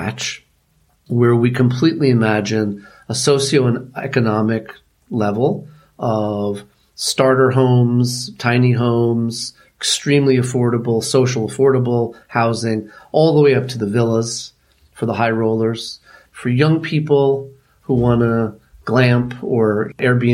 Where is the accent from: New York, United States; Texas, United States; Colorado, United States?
New York, United States; New York City; But I grew up in Manhattan. I grew up in New York City